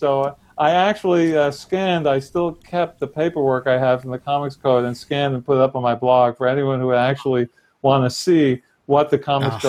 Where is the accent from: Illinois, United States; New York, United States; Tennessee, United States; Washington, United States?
New York, United States; New York City; I was from Brooklyn. I grew up in Brooklyn.